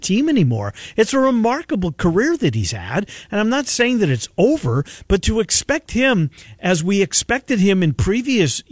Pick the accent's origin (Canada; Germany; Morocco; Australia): Canada; I'm a Canadian